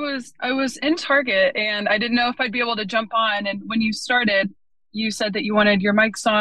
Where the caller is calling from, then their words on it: Pensacola, Florida, United States; But I am calling from Pensacola, Florida.